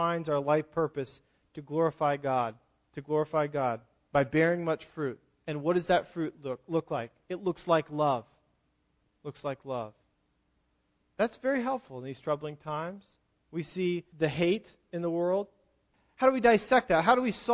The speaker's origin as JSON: {"language": "English", "region": "Virginia", "country": "United States", "tie": "born or raised there", "moved": "yes", "lives_now": "Pennsylvania, United States", "said": "I grew up in Virginia"}